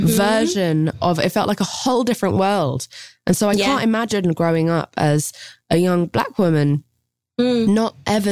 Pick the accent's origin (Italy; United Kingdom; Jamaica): United Kingdom